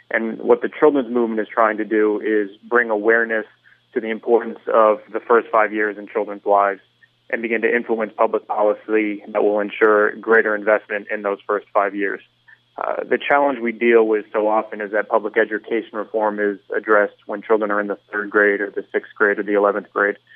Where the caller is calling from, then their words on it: Aventura, Florida, United States; I'm actually calling from the northern part of the county, from Aventura.